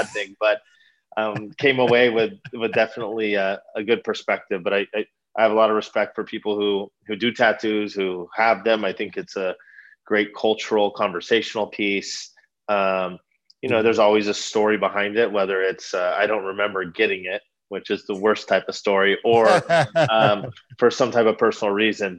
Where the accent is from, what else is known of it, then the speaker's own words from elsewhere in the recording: Redlands, California, United States; born and raised in Redlands.